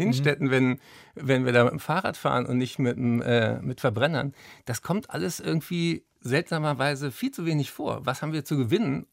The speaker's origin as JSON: {"language": "German", "region": "Berlin", "country": "Germany", "tie": "born or raised there", "said": "ich bin ja hier in Berlin zur Schule gegangen"}